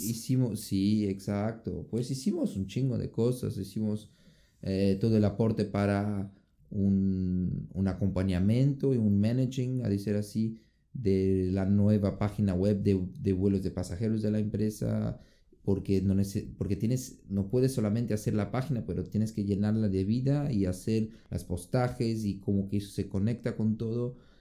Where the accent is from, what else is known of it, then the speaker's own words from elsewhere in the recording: Brazil; moved away; vengo de Brasil